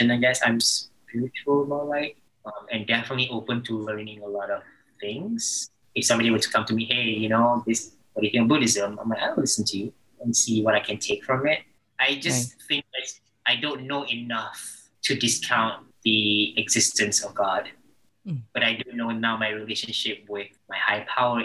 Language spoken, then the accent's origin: English; Malaysia; now in Los Angeles, United States; I'm Malaysian out here in LA.